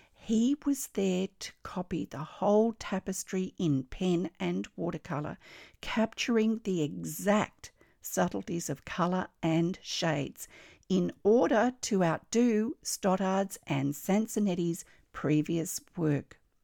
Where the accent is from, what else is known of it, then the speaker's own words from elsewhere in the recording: Australia; I'm an Australian textile artist, teacher, judge, blogger, and stitch enthusiast